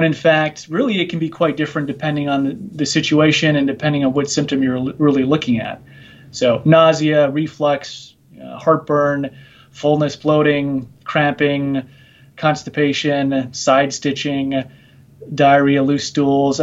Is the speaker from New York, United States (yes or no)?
no; Minnesota, United States; moved away as an adult; also born or lived in Nebraska; now in Virginia, United States; I'm originally from Minnesota here in the United States